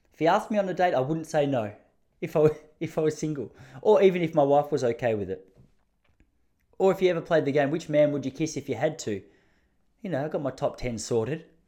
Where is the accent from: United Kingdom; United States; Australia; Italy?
Australia; Traralgon, Victoria; I'm from Traralgon. Please understand, that's country of Victoria.